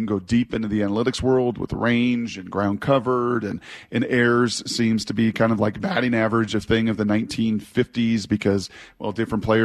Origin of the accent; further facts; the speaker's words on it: Washington, United States; I grew up in Washington